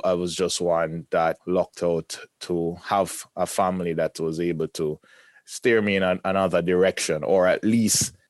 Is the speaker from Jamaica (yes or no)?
yes; Jamaica; now in Toronto, Canada; I grew up in the Caribbean, Jamaica specifically